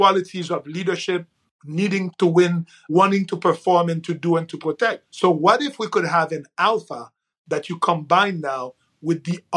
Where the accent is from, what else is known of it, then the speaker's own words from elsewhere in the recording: Haiti; moved away; I'm from Haiti originally.